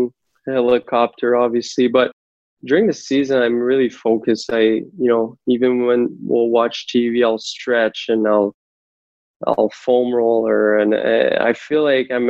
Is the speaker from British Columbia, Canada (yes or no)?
no; Laval, Quebec, Canada; My hometown in Laval